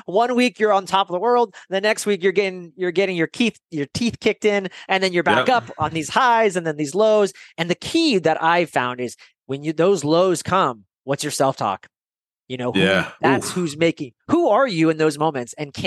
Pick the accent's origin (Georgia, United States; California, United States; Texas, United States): California, United States; Bay Area; moved away as an adult; also born or lived in San Francisco; now in Idaho, United States; I'm in Idaho right now, but I grew up in the Bay Area in California.